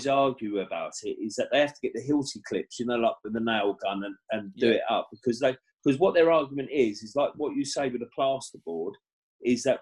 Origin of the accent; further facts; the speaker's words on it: Stevenage, East of England, United Kingdom; Stevenage, my hometown